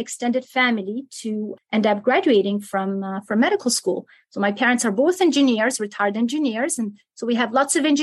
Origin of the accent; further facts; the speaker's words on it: Algiers, Algiers Province, Algeria; English is a second language; moved away as an adult; also born or lived in Milan, Italy; now in Kentucky, United States; I was born in Algiers, and I grew up partly in Algeria and partly in Italy.